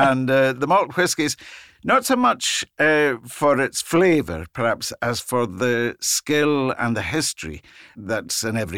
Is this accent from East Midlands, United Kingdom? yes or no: no; Islay, Scotland, United Kingdom; English is a second language; I wasn't aware growing up in Islay about her attributes at all.